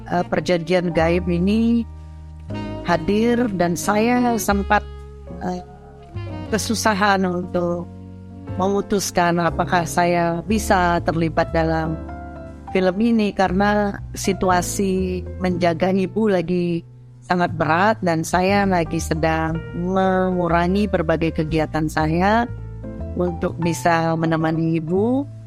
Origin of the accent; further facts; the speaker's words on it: Singaraja, Bali, Indonesia; Saya sedang di kampung halaman saya di Bali Utara, kota Singarajan.